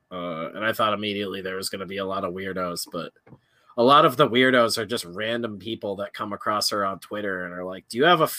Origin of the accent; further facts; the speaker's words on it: Connecticut, United States; I'm barely from Connecticut. I'm a man with no land.